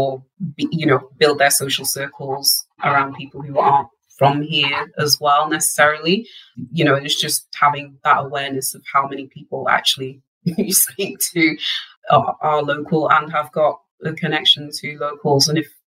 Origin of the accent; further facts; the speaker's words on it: Wales, United Kingdom; where I grew up in North Wales, actually.